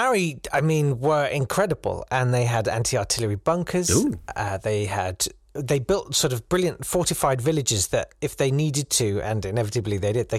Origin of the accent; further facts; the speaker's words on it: England, United Kingdom; Why can't I be proud of being English?